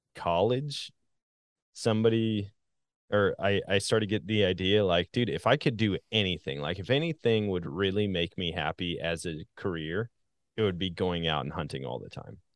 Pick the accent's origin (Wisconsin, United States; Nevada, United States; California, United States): Wisconsin, United States; moved away; also born or lived in Missouri; I grew up in Wisconsin